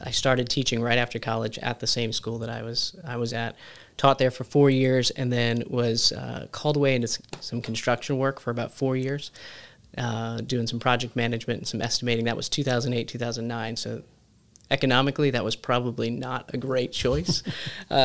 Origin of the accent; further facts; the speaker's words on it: Maryland, United States; moved away as an adult; now in Chattanooga, United States; We are coming from Maryland, my family